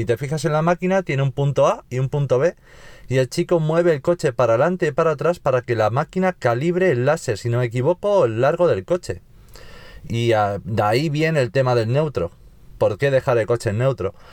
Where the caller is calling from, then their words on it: Navalcarnero, Community of Madrid, Spain; Buenas tardes chicos … de Navalcarnero.